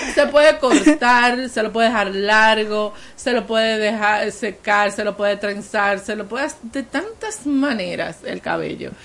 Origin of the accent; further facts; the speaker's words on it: San Juan de la Maguana, San Juan, Dominican Republic; en el sur del país, yo soy de San Juan